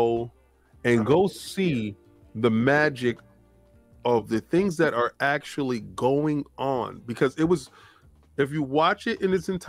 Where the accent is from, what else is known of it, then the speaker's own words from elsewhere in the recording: New York City, New York, United States; I grew up in the Bronx